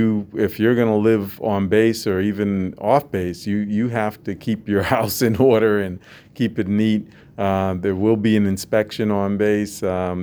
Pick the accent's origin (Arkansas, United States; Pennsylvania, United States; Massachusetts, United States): Massachusetts, United States; I grew up in Massachusetts on the Boston side of Cape Cod.